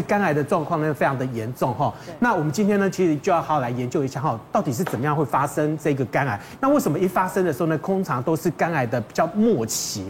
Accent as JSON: {"language": "Chinese", "country": "Taiwan", "said": "我们台湾人的饮食习惯"}